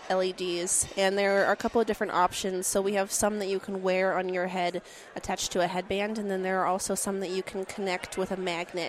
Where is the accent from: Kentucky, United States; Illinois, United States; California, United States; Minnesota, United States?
Minnesota, United States; We're from Minnesota